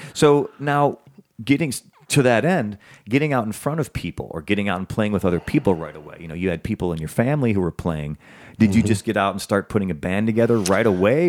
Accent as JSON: {"language": "English", "region": "the North", "country": "United States", "tie": "born or raised there", "also_born_or_lived": "the South", "said": "I was born in the South, but I was raised in the North"}